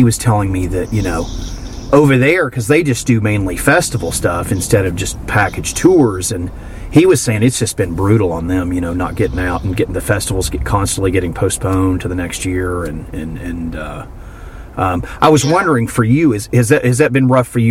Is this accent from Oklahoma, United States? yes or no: no; Miami, Florida, United States; I'm from Florida, but I'm just like... I'm from the Miami area